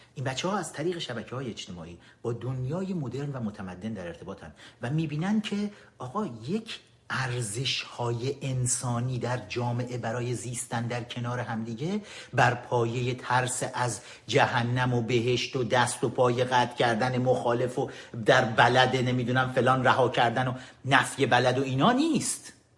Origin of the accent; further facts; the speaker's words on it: Iran; ما ایرانی ها ما ایرانی ها با تمام تاریخمون